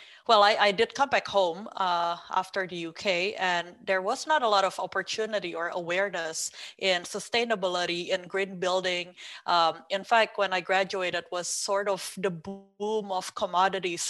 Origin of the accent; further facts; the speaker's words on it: Indonesia; moved away as an adult; also born or lived in China / United Kingdom; I'm originally from Indonesia. I was born and raised in there.